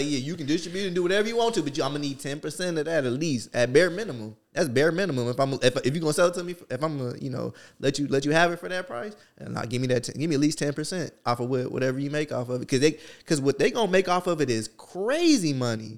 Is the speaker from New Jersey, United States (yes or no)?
yes; New Jersey, United States; I'm from Jersey